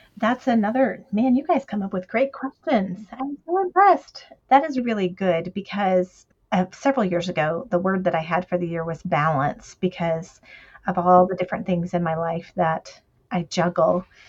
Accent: the South, United States; We're from the South, so we say stuff like

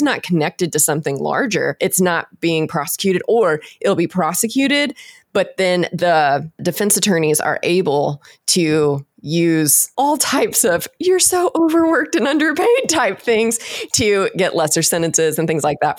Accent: Texas, United States; I'm from Texas, so we would say he's a horse trader

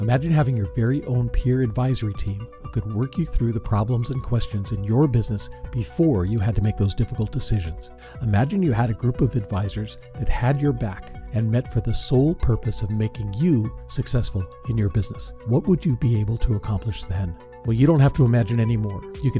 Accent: Los Angeles, California, United States; Good job, LA. I grew up out in LA. I grew up in the Valley. I was a Valley kid.

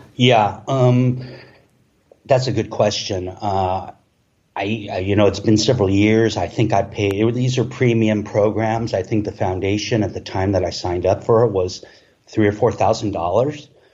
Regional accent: Los Angeles, California, United States; moved away as an adult; now in Playa del Carmen, Mexico; I've grown up, you know, in Los Angeles surrounded by, you know, Mexican culture

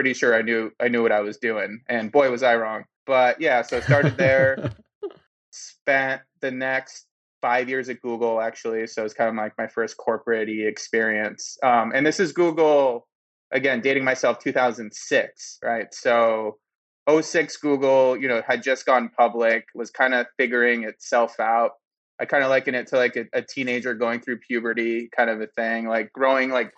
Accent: Boston, Massachusetts, United States; growing up in Boston, I had a snow shoveling business

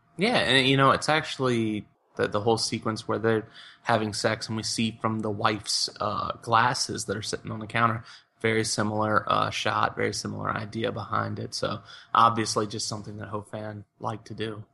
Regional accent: United States; my role as an American

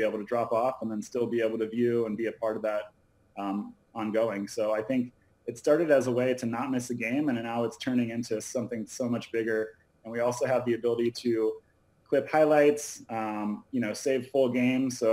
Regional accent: Tallahassee, Florida, United States; now in Los Angeles, United States; I'm from Florida originally.

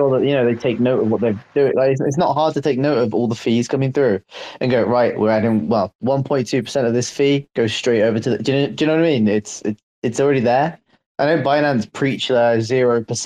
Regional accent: Liverpool, North West England, United Kingdom

